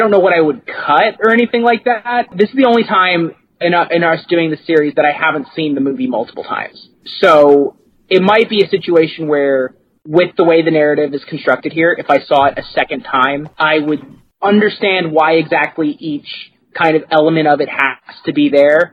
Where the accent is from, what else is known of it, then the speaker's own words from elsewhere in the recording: Kentucky, United States; I'm from Kentucky and I you know I grew up in a small town